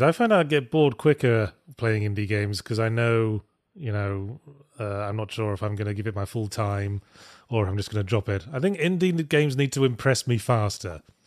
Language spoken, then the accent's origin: English; United Kingdom